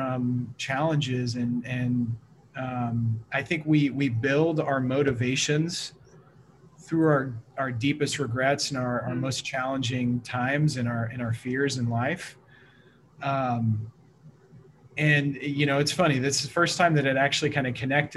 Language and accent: English; Missouri, United States; also born or lived in Portland, Oregon; now in Vancouver, Washington, United States; So originally from the Midwest, I grew up in Missouri.